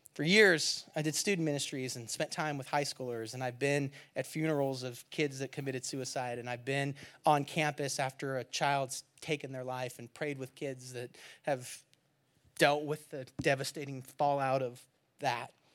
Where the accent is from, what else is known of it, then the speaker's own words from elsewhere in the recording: California, United States; moved away; I'm from California